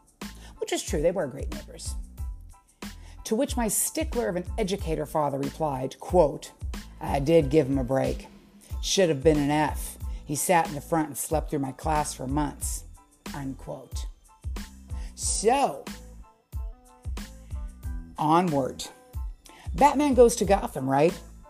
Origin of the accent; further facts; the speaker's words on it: Forest Grove, Pennsylvania, United States; from where I grew up. It is absolutely true. In Forest Grove, Pennsylvania